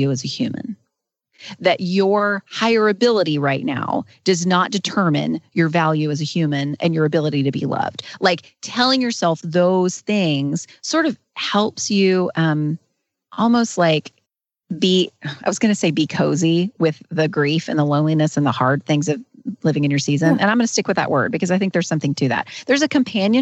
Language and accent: English; North Carolina, United States; I've lived in North Carolina my entire life.